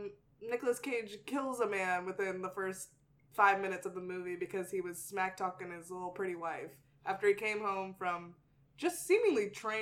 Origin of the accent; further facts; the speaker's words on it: Texas, United States; moved away; also born or lived in Mississippi; I do have a tie to the South. I grew up in Texas. I went to school in Mississippi.